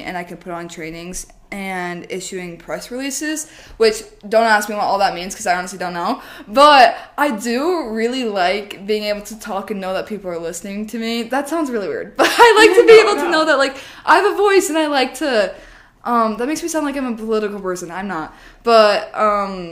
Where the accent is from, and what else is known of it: Rigby, Idaho, United States; born or raised there; also born or lived in Boise, Idaho